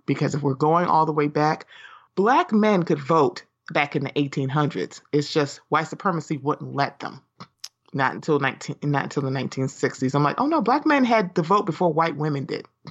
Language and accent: English; Baltimore, Maryland, United States; I'm from Baltimore